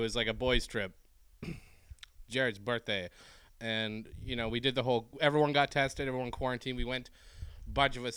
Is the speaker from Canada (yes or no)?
yes; Canada; I'm the Canadian